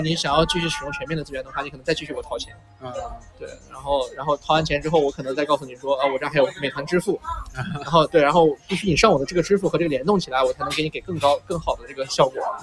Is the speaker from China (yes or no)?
yes; Xinjiang, China; moved away; 我父母都在新疆嘛嗯。对。就是我小的时候其实从小一直在新疆生活